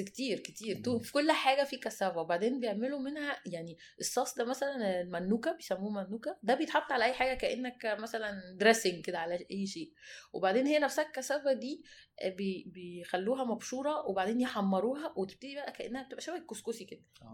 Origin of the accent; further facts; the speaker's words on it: Egypt; احنا مصريين